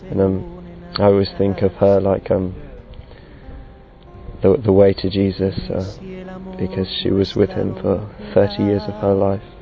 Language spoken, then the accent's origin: English; England, United Kingdom; I'm 22 years old and I'm from England.